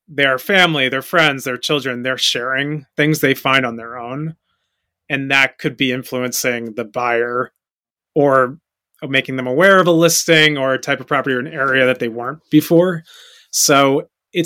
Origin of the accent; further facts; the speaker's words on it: Fairfield, Connecticut, United States; moved away as an adult; now in New York City, United States; I grew up in Fairfield, Connecticut, and I moved to the city immediately after graduating college